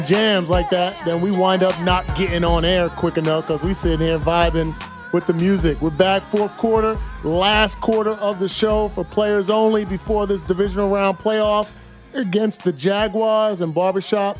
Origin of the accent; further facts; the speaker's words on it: New Jersey, United States; moved away; I'm from North Jersey, so I was recruited by Rutgers